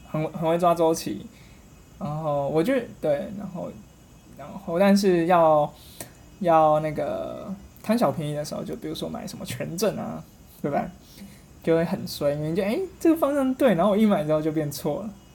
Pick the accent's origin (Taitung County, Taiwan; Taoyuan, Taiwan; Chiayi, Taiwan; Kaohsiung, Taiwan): Kaohsiung, Taiwan; also born or lived in Taipei; now in Taichung, Taiwan; 我是高雄人， 那在台北念书，来台中上班